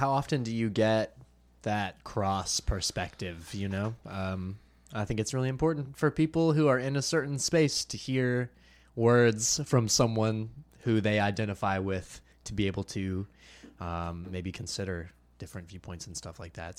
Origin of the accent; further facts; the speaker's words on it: Myrtle Beach, South Carolina, United States; I'm from Myrtle Beach